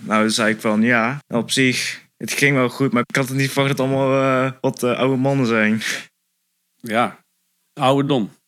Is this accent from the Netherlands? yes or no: yes; Roosendaal, North Brabant, Netherlands; ik kom uit Roosendaal. Nou, ik ben ook Roosendaal geboren.